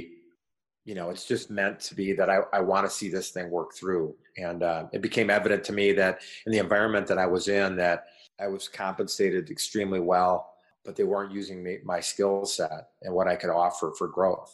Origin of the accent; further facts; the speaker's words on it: Racine, Wisconsin, United States; my hometown of Racine, Wisconsin